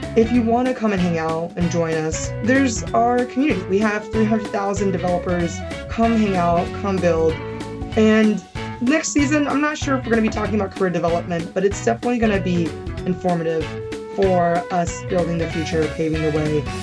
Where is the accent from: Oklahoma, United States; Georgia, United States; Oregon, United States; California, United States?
California, United States; also born or lived in Silicon Valley; So I'm from California. I spent eight years in Silicon Valley. And I think strongly identifying as Californian even at a very young age